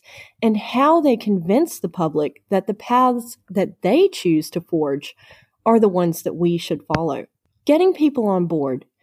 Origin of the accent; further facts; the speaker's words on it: United States; moved away; my home country of the United States